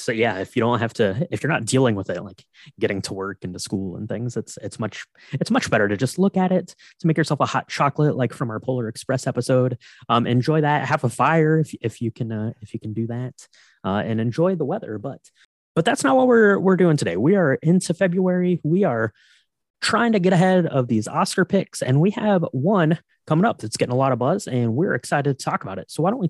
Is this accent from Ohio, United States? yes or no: yes; Ohio, United States; born there; also born or lived in upstate New York; I was born in Ohio. I spent some time in upstate New York.